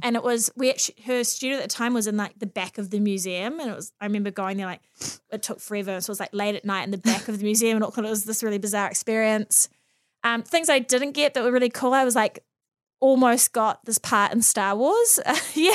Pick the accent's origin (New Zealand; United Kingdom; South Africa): New Zealand; Auckland; also born or lived in Mount Maunganui; I've born and bred here